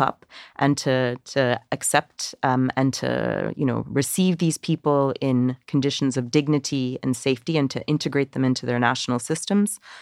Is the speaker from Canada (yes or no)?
yes; Canada; I'm I'm Canadian